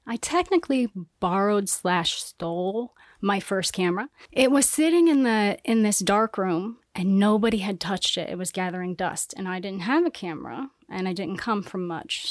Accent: Council Bluffs, Iowa, United States; now in Miami, United States; I'm from Iowa, Council Bluffs, Iowa

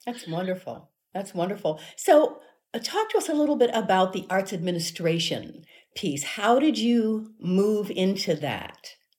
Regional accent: Cincinnati, Ohio, United States; I'm originally from Cincinnati

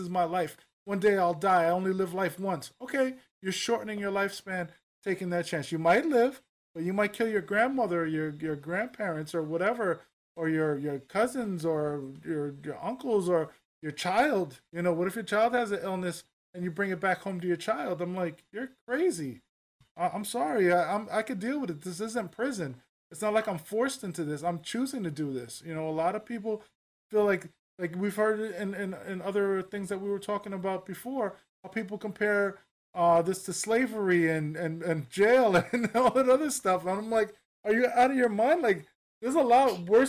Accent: New York City, New York, United States; now in Newark, United States; I grew up in the Upper West Side of Manhattan

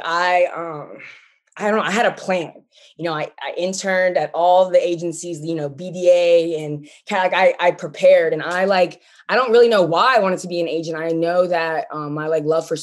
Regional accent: Pittsburgh, Pennsylvania, United States; moved away as an adult; also born or lived in Los Angeles; I'm from Pittsburgh

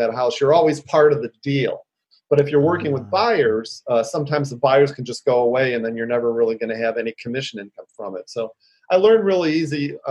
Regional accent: Detroit, Michigan, United States; now in San Francisco, United States; born and raised in Detroit, Midwestern boy

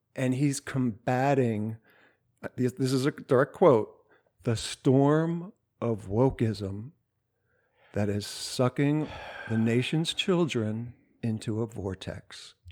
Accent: New Jersey, United States; I'm from South Jersey

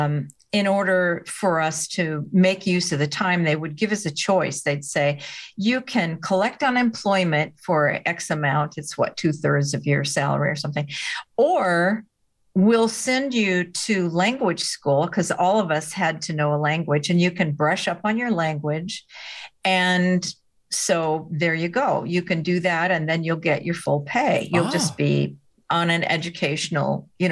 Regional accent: United States; I'm an American.

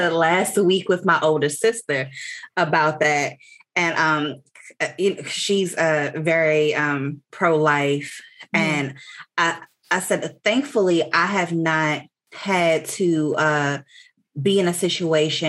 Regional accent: Washington, District of Columbia, United States; now in Texas, United States; I live in Texas. I'm not from Texas. I grew up in Washington, D.C.

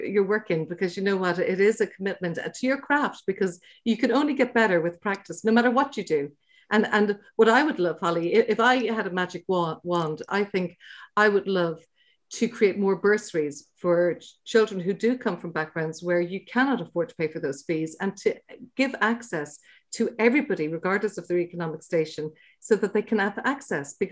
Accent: Dublin, Leinster, Ireland; we're from Dublin, but we used to holiday in West Cork

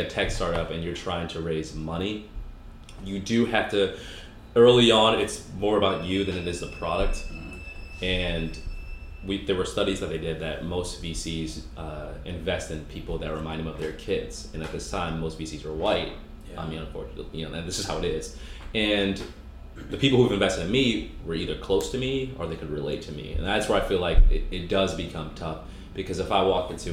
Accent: Boston, Massachusetts, United States; I grew up in Boston.

